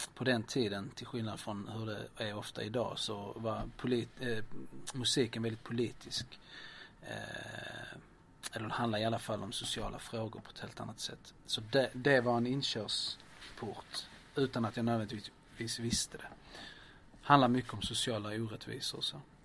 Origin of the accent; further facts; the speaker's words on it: Lund, Skåne, Sweden; also born or lived in Lleida, Spain; flyttade vi till Östra Lund, där jag växte upp